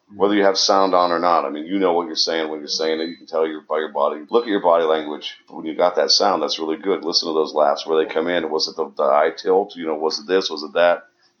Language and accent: English; Northeast Ohio, United States; I'm from Northeast Ohio.